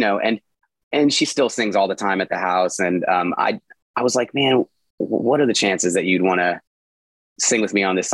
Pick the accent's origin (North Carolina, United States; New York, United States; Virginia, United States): North Carolina, United States; Charlotte; I grew up in Charlotte, and Charlotte is unrecognizable to a lot of folks who were here, you know, in the 80s, which is when I moved to Charlotte as a young boy